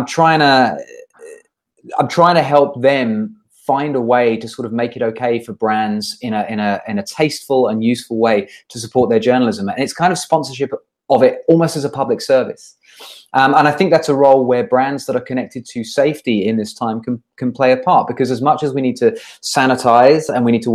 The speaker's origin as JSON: {"language": "English", "country": "United Kingdom", "moved": "as an adult", "lives_now": "Singapore", "said": "I'm originally British. I come from just outside of London. I came to Singapore in 2009. I've been here for 11 years now."}